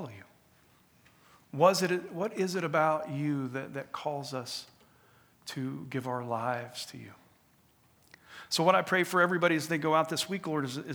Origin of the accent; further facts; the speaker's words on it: United States; we as the American people